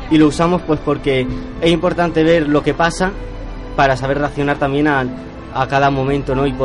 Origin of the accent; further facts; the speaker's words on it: Murcia, Region of Murcia, Spain; De aquí de Murcia.